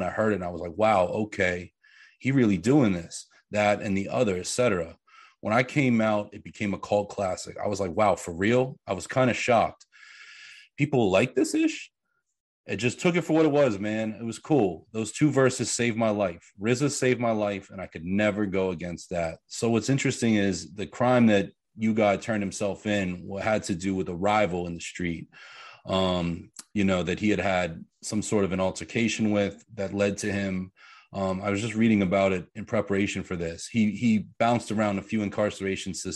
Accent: Pittsburgh, Pennsylvania, United States; I grew up in Pittsburgh. So Pennsylvania

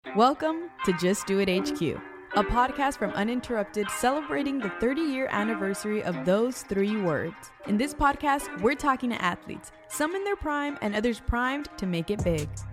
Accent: Los Angeles, California, United States; I'm born and raised in Los Angeles

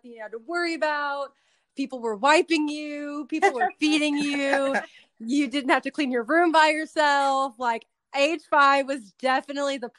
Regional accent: Dallas, Texas, United States; my hometown, Dallas.

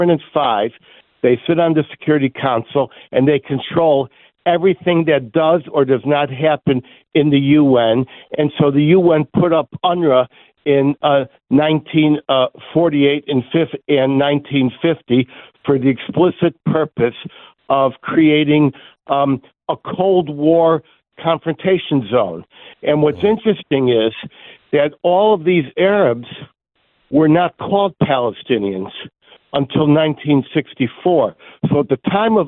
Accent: Chicago, Illinois, United States; I was born in Chicago

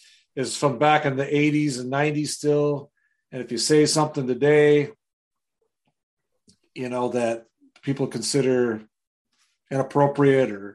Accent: Wisconsin, United States; I'm from Wisconsin

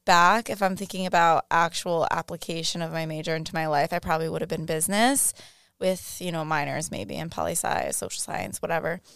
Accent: Rhode Island, United States; moved away as an adult; also born or lived in Boston; now in Miami, United States; I grew up grew up in Rhode Island

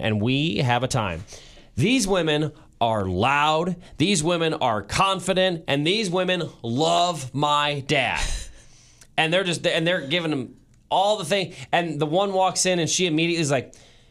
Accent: Kansas City, United States; I feel like a bad Kansas Cityan

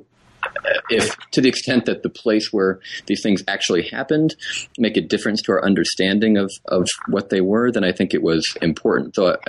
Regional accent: New England, United States; born or raised there

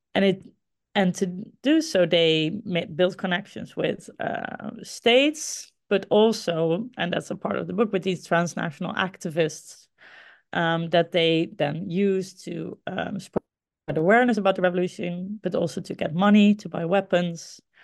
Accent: Groningen, Netherlands; Groningen. Uh, this is the my hometown, the city, a city in the Netherlands where I grew up

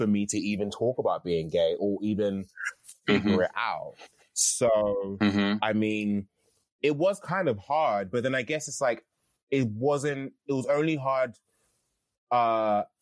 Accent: London, United Kingdom; I grew up in Catford. And, you know, Catford is like the outskirts of London.

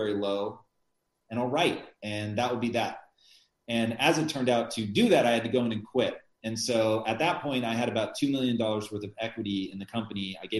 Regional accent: United States; I'm an American who's trying to sound So

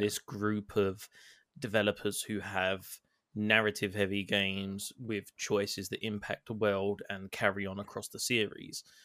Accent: England, United Kingdom; I'm English

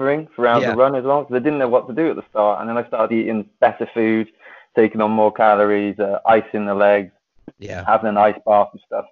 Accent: Wales, United Kingdom; So Wales is my home country

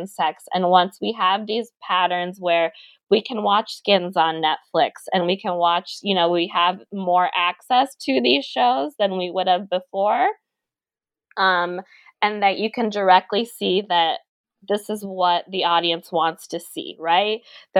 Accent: the South, United States; abstinence only, me growing up in the South and the ways that's done.

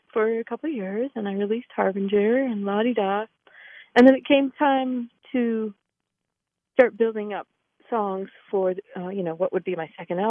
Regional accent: Massachusetts, United States; moved away as an adult; also born or lived in San Francisco / New York City; I grew up in Massachusetts, and that's where I'm calling you from now

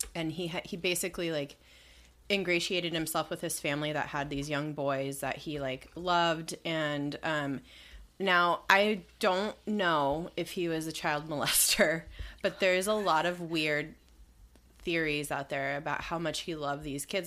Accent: Southern California, United States; when I was a kid in the nineties, man, that was my shit growing up in Southern California.

